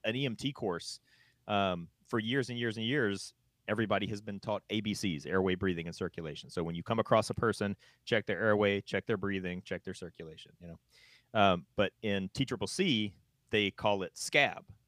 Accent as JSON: {"language": "English", "region": "North Carolina", "country": "United States", "tie": "born or raised there", "moved": "yes", "said": "where I grew up in North Carolina"}